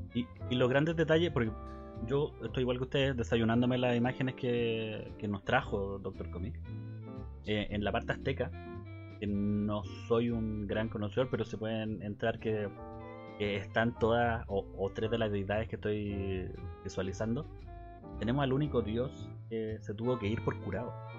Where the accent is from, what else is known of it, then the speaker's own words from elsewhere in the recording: Chile; yo podría ser un chileno chiquito, gordito